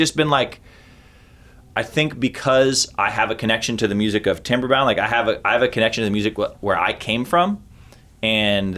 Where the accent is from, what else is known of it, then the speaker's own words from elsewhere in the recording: Oregon, United States; growing up in Oregon in the 90s